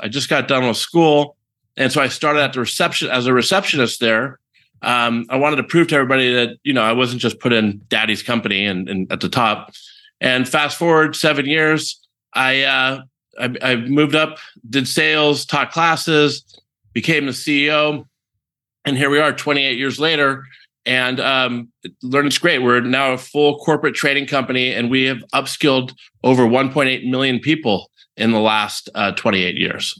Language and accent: English; San Francisco Bay Area, California, United States; born and raised in the San Francisco Bay Area